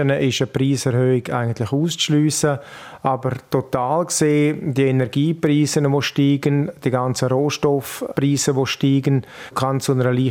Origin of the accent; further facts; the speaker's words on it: Grisons, Switzerland; Der Ruf bedeutet natürlich bei uns in Graubünden sehr viel.